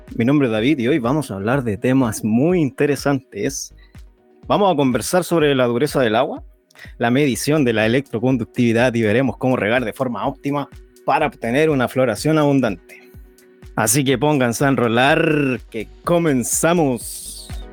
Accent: Chile; Aquí somos todos chilenos y estamos todos en Chile

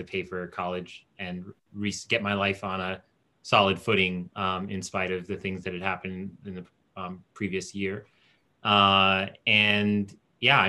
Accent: United States; also born or lived in Port-au-Prince, Haiti / New Jersey (Newark suburbs) / South Florida / Fort Lauderdale; Grew up in Jersey for a period, east, like Newark suburbs

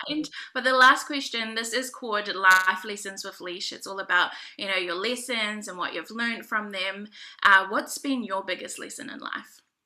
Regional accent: New Zealand; also born or lived in Niue; I'm um, Pacific Islander, so I'm from Niue. Do you know where Niue is? The island of oh, Niue. I'm also from New Zealand, so I'm Maori.

